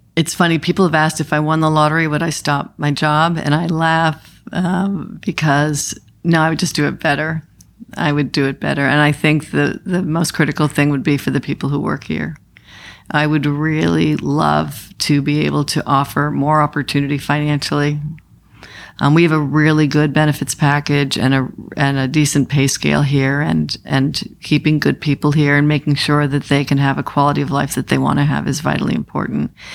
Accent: Maine, United States; I'm from Maine

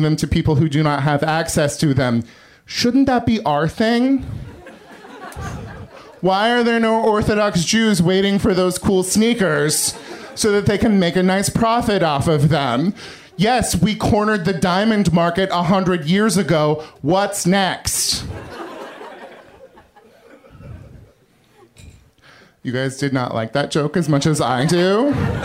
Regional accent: farm town near Sacramento, California, United States; moved away as an adult; now in Los Angeles, United States; The tiny farm town near Sacramento that I come from

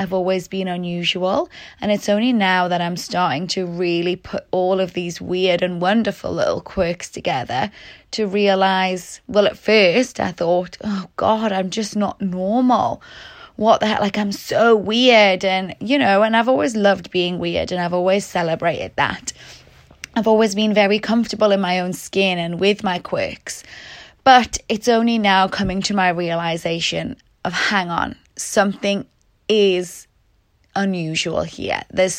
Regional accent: Newcastle, North East England, United Kingdom; also born or lived in Liverpool / Sheffield; now in Melbourne, Australia; I'm originally from Newcastle in the UK, and then I moved to Liverpool for university. Then I went to Sheffield, then I went back to Liverpool

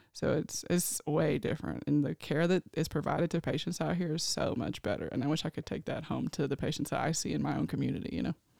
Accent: Nashville, Tennessee, United States; moved away as an adult; now in California, United States; I am from Nashville, Tennessee. I was born and raised there.

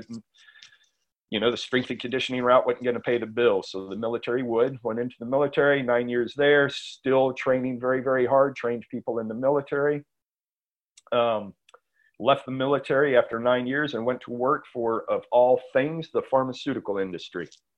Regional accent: San Antonio, Texas, United States; now in Austin, United States; No, San Antonio.

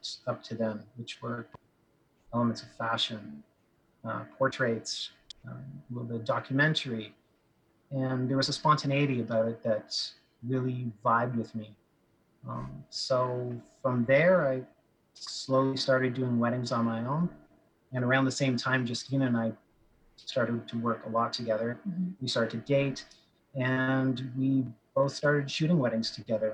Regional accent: Ottawa, Ontario, Canada; moved away as an adult; also born or lived in Montreal; I ended up coming back to my hometown of Ottawa

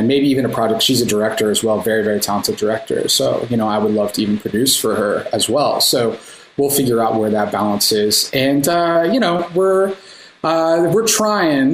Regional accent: Austin, Texas, United States; we're both from the Austin area

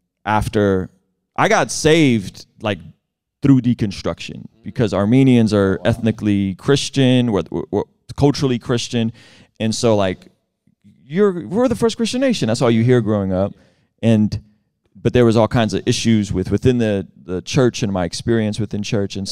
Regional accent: San Diego, California, United States; also born or lived in Baku, Azerbaijan / Moscow, Russia; I grew up in San Diego, very different San Diego than it is now in the early 90s

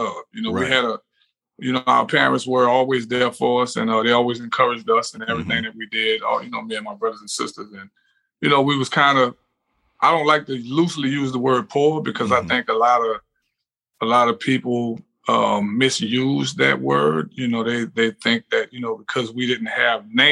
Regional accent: New Orleans, Louisiana, United States; I was pretty much born and raised uptown. We moved all over the city when I was a kid.

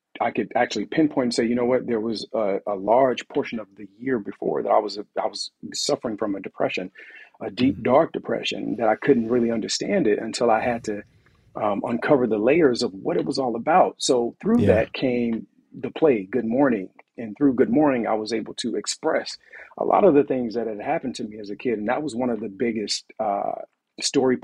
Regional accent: Montgomery, Alabama, United States; I'm from Montgomery, Alabama

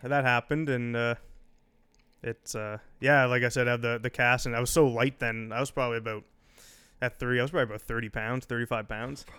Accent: Eastern Shore, Nova Scotia, Canada; growing up in Eastern Shore.

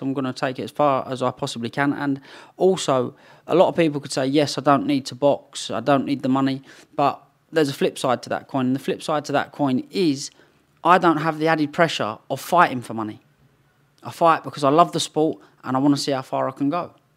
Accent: London, United Kingdom; moved away; also born or lived in Potters Bar, Hertfordshire; East London and Romford is what I was brought up in, and then we moved over to Potter's Bar.

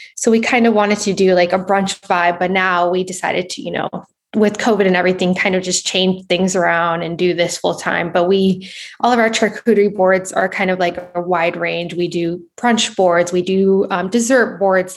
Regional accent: Southern California, United States; I'm from Southern California

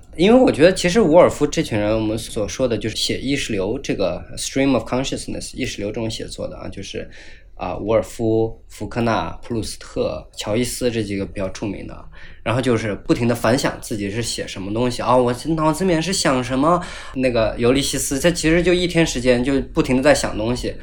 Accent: Sichuan, China; moved away as an adult; also born or lived in Illinois, United States; 我作为一个四川人从来没有看到那，那么大的雪

